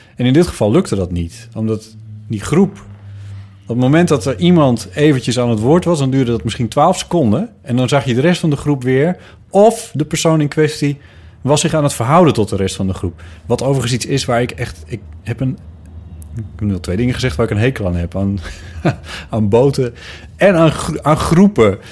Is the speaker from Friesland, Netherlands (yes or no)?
yes; near Sneek, Friesland, Netherlands; uit Friesland. waar ik vandaan kom, ergens in de buurt van Sneek